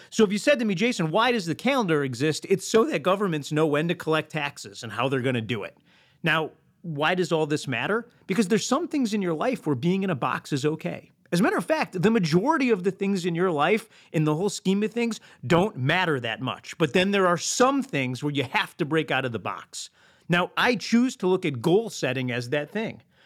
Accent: Detroit, Michigan, United States; growing up in Detroit, Michigan

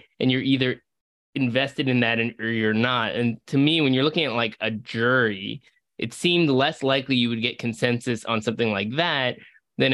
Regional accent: Seattle, Washington, United States; moved away; I was growing up in Seattle

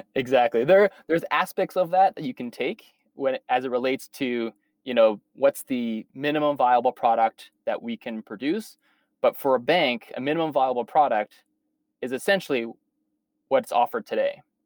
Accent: Saskatchewan, Canada; moved away as an adult; also born or lived in Toronto / New York; I was born and raised in Saskatchewan, so I'm a, a prairie boy at heart

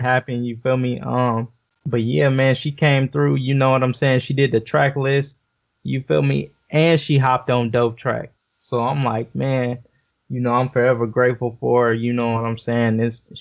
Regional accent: Los Angeles, California, United States; I'm from South Central. You know, it's California

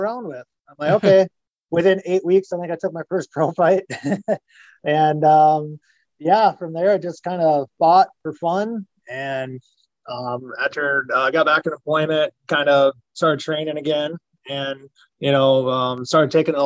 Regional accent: Lamberton, Minnesota, United States; I grew up on a hog farm outside of Lamberton

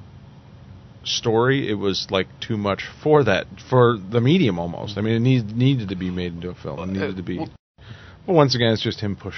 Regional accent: United States; as an American

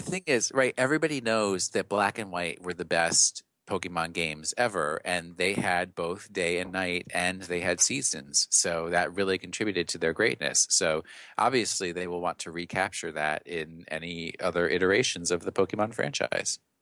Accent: New York, United States; accent: New York; my New York accent

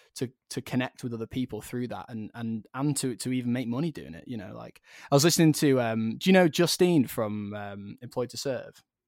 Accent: Blackpool, North West England, United Kingdom; growing up in Blackpool, it was just quite a rough place

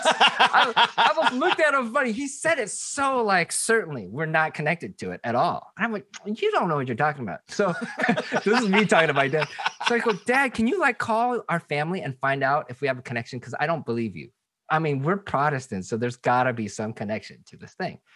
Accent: Seattle, Washington, United States; moved away as an adult; also born or lived in Boston; now in Southern California, United States; I grew up in Seattle, and uh, from the second grade till the twelfth grade, went to predominantly black schools.

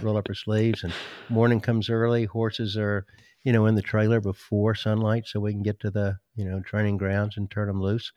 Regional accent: Greenville, South Carolina, United States; now in Georgia, United States; I grew up in Greenville, South Carolina

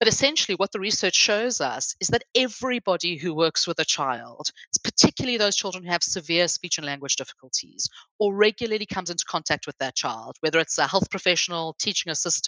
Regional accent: South Africa; now in England; I come from South Africa. If I had come halfway through my education, I could have sat a GCSE for Afrikaans language if I wanted to.

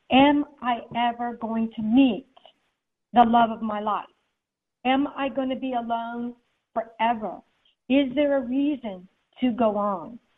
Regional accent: Germany; I grew up in Germany, um, so I'm seeing all these people dressed up as Daisy Mae and little Abner.

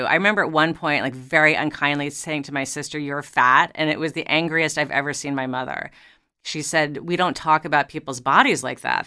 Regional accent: New York, United States; I grew up in New York

